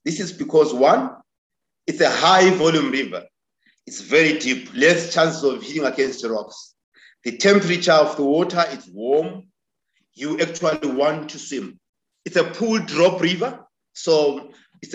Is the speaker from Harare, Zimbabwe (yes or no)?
no; Victoria Falls, Matabeleland North, Zimbabwe; Born and bred in Vic Falls. I'm from a village close to Victoria Falls called Sizinda. I grew up there.